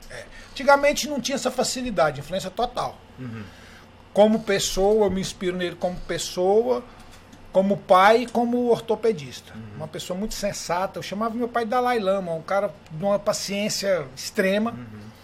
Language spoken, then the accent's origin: Portuguese; Gurupi, Tocantins, Brazil; also born or lived in Goiânia; sou aqui de Gurupi, na verdade sou de Goiânia, mas fui criado em Gurupi, sou tocantinense